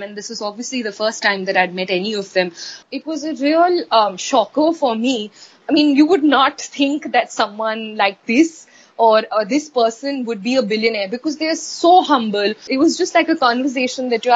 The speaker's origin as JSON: {"language": "English", "town": "Ahmedabad", "region": "Gujarat", "country": "India", "tie": "born or raised there", "moved": "yes", "said": "I'm born and brought up in Ahmedabad"}